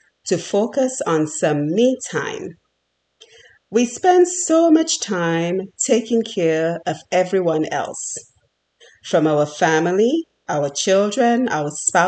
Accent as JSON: {"language": "English", "country": "Dominica", "tie": "born or raised there", "moved": "as an adult", "lives_now": "United States", "said": "I was born and raised on the beautiful island of Dominica."}